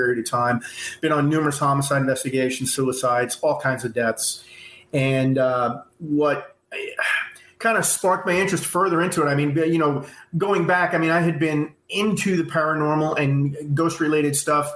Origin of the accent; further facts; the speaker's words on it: New York, United States; moved away as an adult; also born or lived in California; I'm originally from New York.